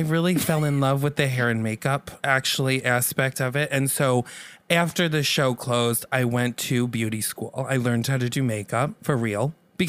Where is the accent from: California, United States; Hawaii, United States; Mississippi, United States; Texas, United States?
California, United States; Los Angeles; I'm from Los Angeles. Mm-hmm. I mean, my parents were both on sitcoms. It runs in my blood.